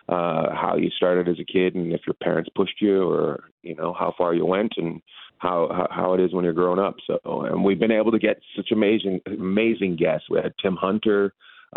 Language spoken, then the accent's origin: English; Terrace, British Columbia, Canada; now in Long Beach, United States; I grew up in Terrace, British Columbia